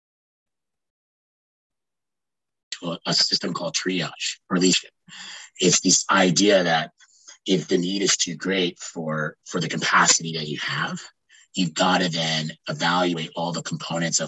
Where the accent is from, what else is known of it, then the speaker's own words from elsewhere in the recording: Ontario, Canada; also born or lived in Quebec; I came back to where I grew up in Ontario